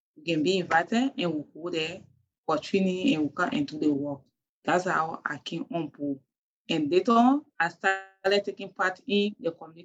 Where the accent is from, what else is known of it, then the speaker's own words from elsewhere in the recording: Lofa County, Liberia; I'm from Lofa County in Senegal Town, Wanjama District